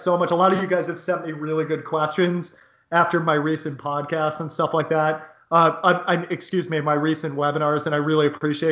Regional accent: United States; also born or lived in Costa Rica / Newark; I am an American

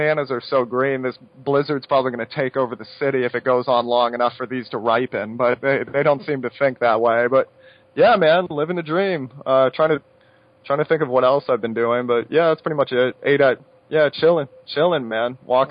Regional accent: United States; I'm from the United States

